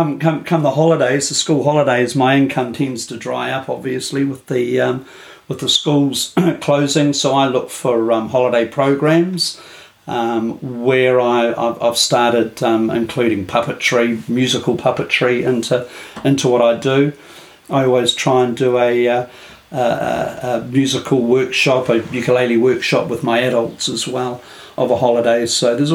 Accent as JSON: {"language": "English", "town": "Kapiti Coast", "region": "Wellington", "country": "New Zealand", "said": "I'm from the Kapiti Coast in New Zealand."}